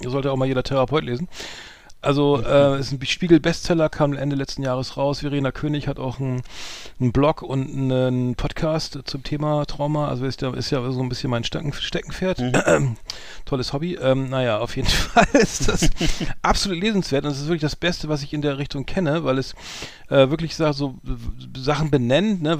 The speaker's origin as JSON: {"language": "German", "region": "Bremen", "country": "Germany", "said": "bei uns in Bremen"}